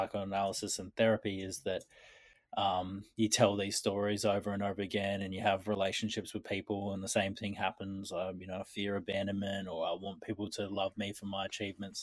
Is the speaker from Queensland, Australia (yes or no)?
yes; Queensland, Australia; I was born in Queensland